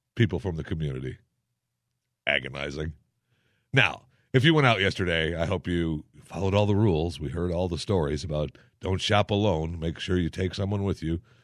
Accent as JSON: {"language": "English", "town": "Saginaw", "region": "Michigan", "country": "United States", "tie": "born or raised there", "said": "from Saginaw, Michigan, my hometown"}